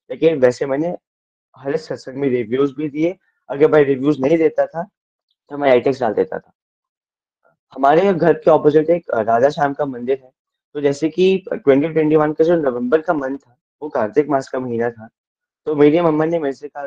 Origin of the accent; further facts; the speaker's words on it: Dharamshala, Himachal Pradesh, India; मैं धर्मशाला से बिलोंग करता हूँ